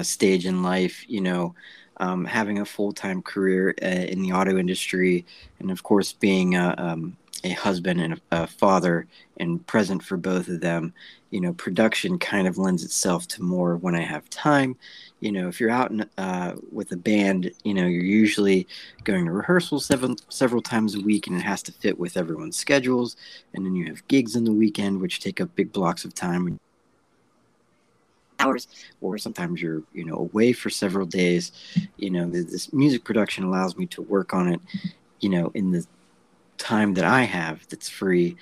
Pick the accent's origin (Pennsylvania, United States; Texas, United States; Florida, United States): Pennsylvania, United States; Johnstown; I grew up in the Johnstown area almost my entire life